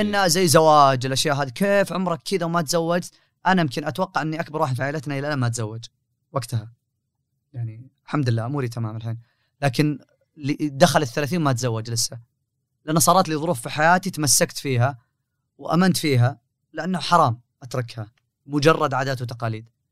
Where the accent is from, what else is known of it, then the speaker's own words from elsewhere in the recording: Riyadh, Riyadh Province, Saudi Arabia; انا من حكم اني من اهل الرياض وجالس في الرياض